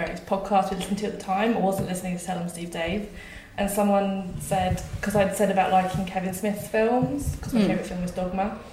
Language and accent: English; Surrey, South East England, United Kingdom; I am from Surrey, which is sort of southwest of London